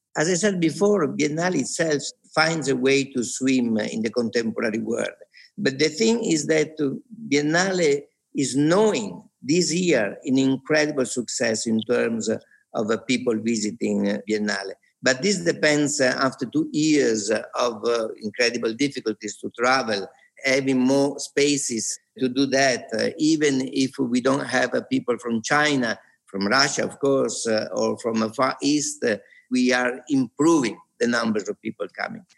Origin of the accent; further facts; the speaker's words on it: Venice, Veneto, Italy; moved away as an adult; also born or lived in Rome; now in Venice, Italy; was born in Venice. I lived here for 18 years. I did my school here.